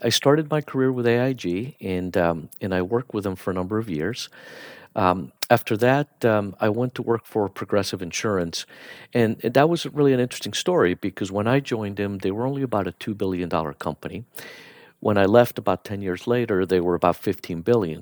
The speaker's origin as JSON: {"language": "English", "town": "Miami", "region": "Florida", "country": "United States", "tie": "born or raised there", "also_born_or_lived": "Bogota, Colombia", "said": "So I was born in, uh, Bogota, Colombia, and, um, we moved to the U S when I was ten years old, and I grew up in Miami"}